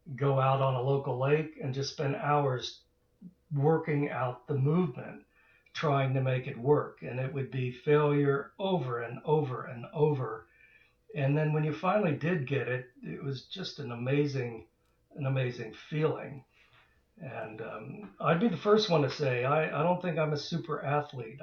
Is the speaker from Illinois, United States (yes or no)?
no; Dayton, Ohio, United States; we grew up in Dayton, Ohio